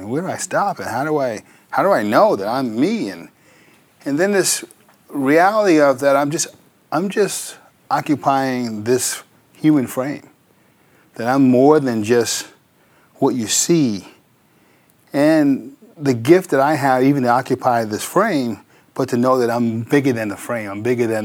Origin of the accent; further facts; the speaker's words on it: New Rochelle, New York, United States; I was born in New Rochelle, New York, Westchester County